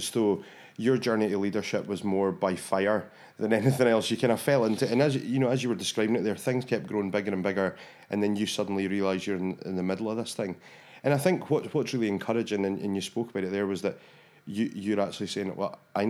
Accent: Rothes, Scotland, United Kingdom; I'm from Rothes

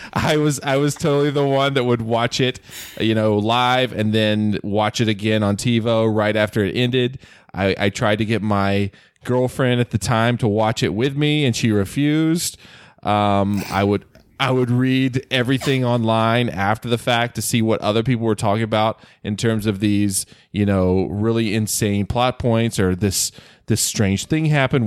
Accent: North Carolina, United States; accent: Southern; moved away as an adult; now in California, United States; I grew up in North Carolina, uh, one of the best states in the union

